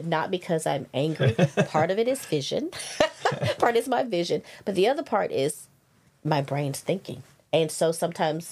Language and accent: English; Louisiana, United States; accent: Southern; moved away as an adult; also born or lived in Los Angeles, California / Plano, Texas; now in Georgia, United States; I was raised in Louisiana, and I was raised on the border of Texas and Arkansas